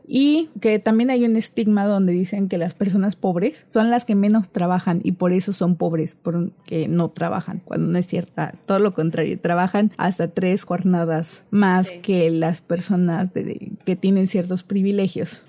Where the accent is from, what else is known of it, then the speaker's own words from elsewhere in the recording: Cozumel, Quintana Roo, Mexico; also born or lived in Mérida; yo soy de Cozumel, de una isla